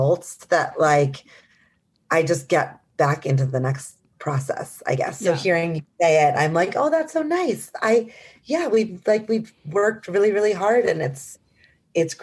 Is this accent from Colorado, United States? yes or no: no; Milwaukee, Wisconsin, United States; moved away as an adult; also born or lived in New York; I'm from Milwaukee, Wisconsin